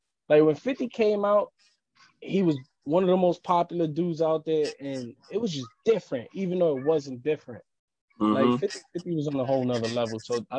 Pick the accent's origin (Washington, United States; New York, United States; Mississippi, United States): New York, United States; New York City; I grew up in Harlem. Like, I grew up on 125th and Broadway. Like, that's, I grew up in the thick of Harlem. I live in Spanish Harlem.